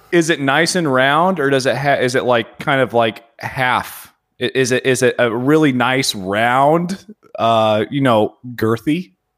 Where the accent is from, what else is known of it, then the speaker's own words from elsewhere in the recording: Indiana, United States; now in Phoenix, United States; I'm from Indiana